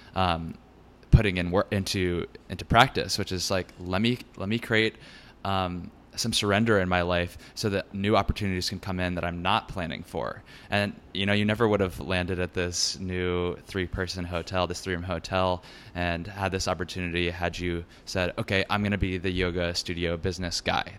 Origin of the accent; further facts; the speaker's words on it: Richmond, Virginia, United States; moved away; also born or lived in Brooklyn, New York; I'll be in Richmond, Virginia, my hometown